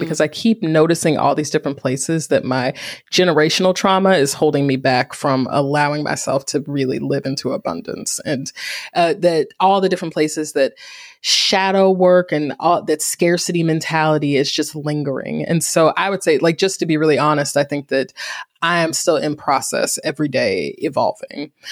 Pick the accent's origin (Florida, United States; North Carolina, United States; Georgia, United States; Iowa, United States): North Carolina, United States; Greensboro; Greensboro, my hometown